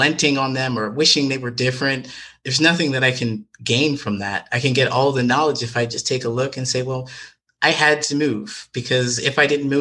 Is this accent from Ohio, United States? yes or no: yes; Ohio, United States; moved away as an adult; also born or lived in California; now in Chicago, United States; I grew up in Ohio